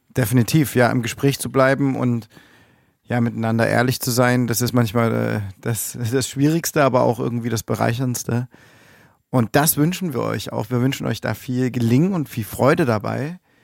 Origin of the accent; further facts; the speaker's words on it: Germany; bei uns in Deutschland